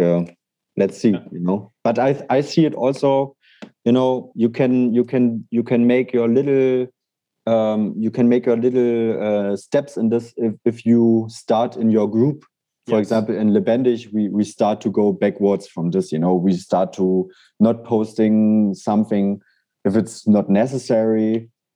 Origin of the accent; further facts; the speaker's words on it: Berlin, Germany; I love Berlin and I will never stop loving it because it's my hometown